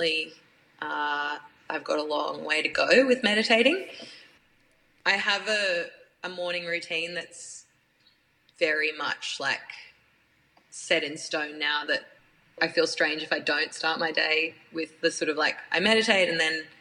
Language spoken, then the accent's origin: English; Brisbane, Queensland, Australia; moved away; I grew up in Queensland